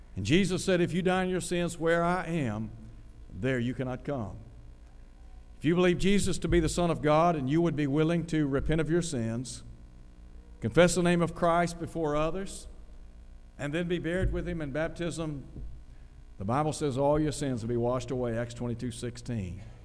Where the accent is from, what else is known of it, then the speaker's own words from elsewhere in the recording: Chattanooga, Tennessee, United States; I grew up in Chattanooga